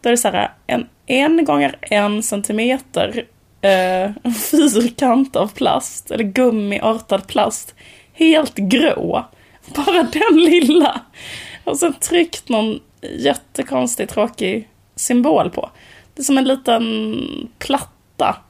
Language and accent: Swedish; Borås, Västra Götaland, Sweden; när vi var små och bodde i Borås, ett sånt höghusområde